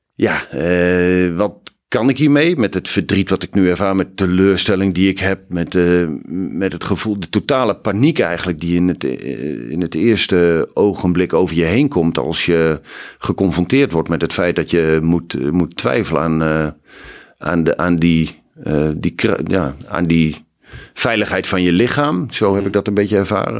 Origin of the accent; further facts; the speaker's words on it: Hoogeveen, Drenthe, Netherlands; ik ben ontzettend fijn opgegroeid in Hogeveen